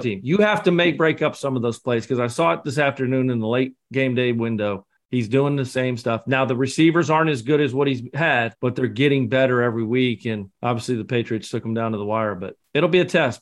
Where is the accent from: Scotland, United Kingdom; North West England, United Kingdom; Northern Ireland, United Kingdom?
Scotland, United Kingdom; I'm the Scotsman